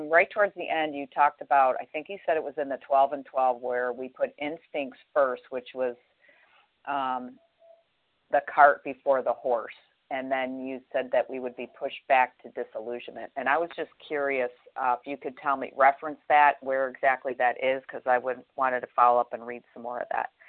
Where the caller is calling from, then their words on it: Florida, United States; I'm from Florida.